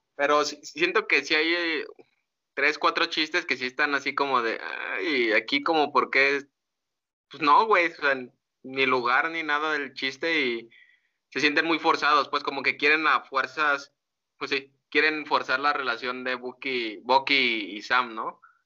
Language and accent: Spanish; Mexico; somos mexicanos